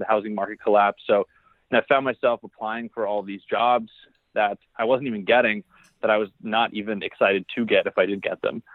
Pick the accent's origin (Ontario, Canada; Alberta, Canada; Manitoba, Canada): Ontario, Canada; Barrie; I actually grew up in Barrie, Ontario, Canada